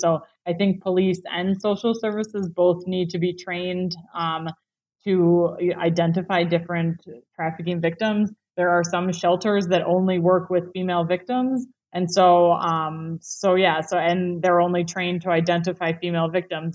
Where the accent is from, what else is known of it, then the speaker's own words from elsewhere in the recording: United States; I'm clearly American